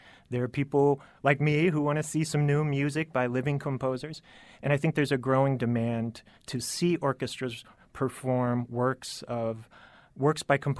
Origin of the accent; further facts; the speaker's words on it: Indianapolis, Indiana, United States; I grew up here in Indianapolis